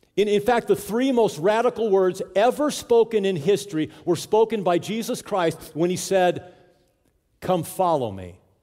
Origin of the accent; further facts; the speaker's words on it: Southern California, United States; now in South Dakota, United States; I grew up in Southern California